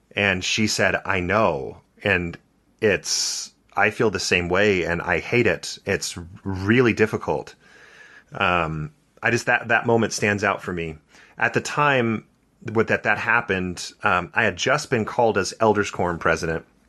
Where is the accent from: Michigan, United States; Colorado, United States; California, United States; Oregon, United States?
California, United States; Santa Barbara; I grew up in Santa Barbara, California.